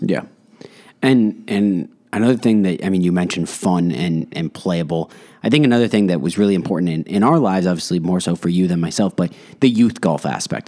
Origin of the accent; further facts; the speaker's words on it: Westborough, Massachusetts, United States; we're both from Westboro, Massachusetts.